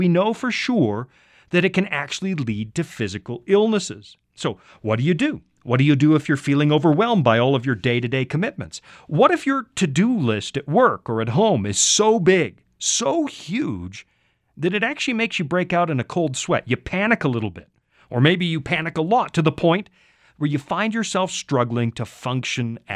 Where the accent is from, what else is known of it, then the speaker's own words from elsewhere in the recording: Canada; now in United States; up in Canada like I used to, that's my home country